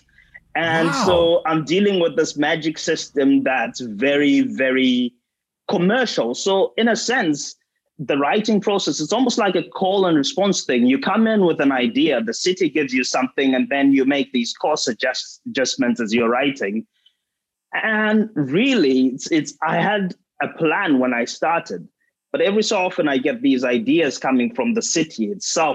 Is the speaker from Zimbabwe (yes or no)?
yes; Bindura, Mashonaland Central, Zimbabwe; my hometown of Bindura in Zimbabwe